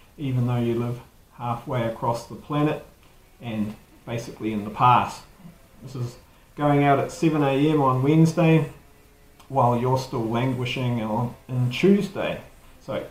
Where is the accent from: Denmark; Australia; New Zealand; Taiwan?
New Zealand; accent: Kiwi